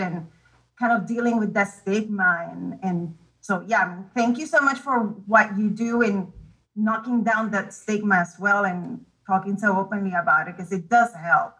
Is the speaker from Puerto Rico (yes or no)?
yes; Puerto Rico; now in Round Rock, United States; I am actually from Puerto Rico, but I'm not far from you. I am in Round Rock.